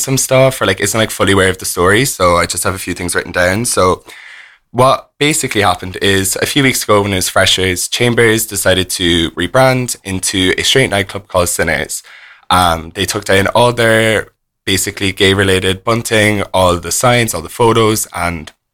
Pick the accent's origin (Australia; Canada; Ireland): Ireland; Cork, Munster; I'm originally from Cork.